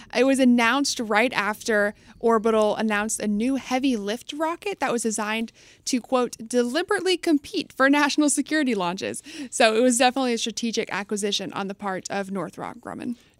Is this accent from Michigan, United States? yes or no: no; Texas, United States; I was raised in Texas, so I'll always be a loyal Bucky's fan.